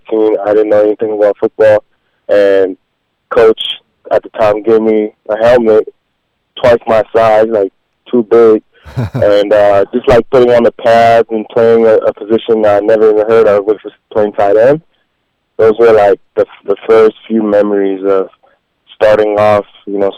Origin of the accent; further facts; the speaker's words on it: British Columbia, Canada; playing in BC in high school, you play American rules